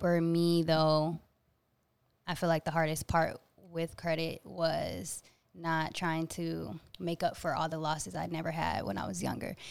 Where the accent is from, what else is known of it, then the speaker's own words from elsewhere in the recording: Atlanta, Georgia, United States; now in New York City, United States; I was born in Atlanta.